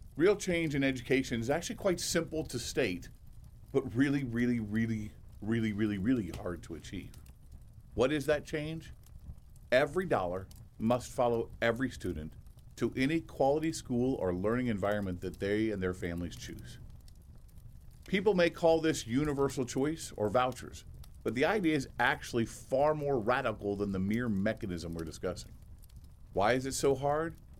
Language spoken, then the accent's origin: English; Indiana, United States; my home state of Indiana